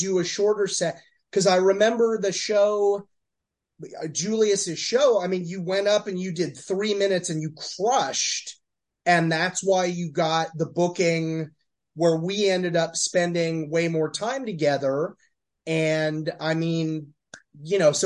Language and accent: English; Eastern Los Angeles County, California, United States; now in New York, United States; I'm not from New York City. I'm from, you know, Eastern Los Angeles County